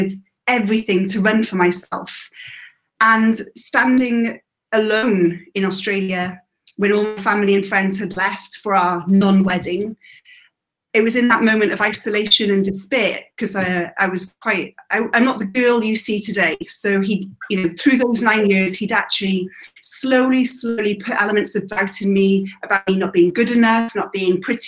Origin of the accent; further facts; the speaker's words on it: Wales, United Kingdom; moved away as an adult; I was born and bred in Wales till about 18, till I left.